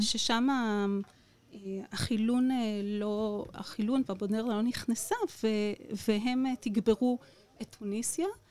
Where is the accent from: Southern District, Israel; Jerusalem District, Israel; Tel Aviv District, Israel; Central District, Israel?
Southern District, Israel; Shareshet; אני במקור ממושב שרשרת